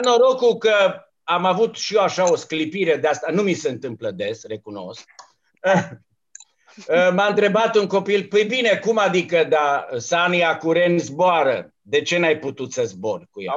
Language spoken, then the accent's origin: Romanian; Romania; m-am trezit eu aici singurul român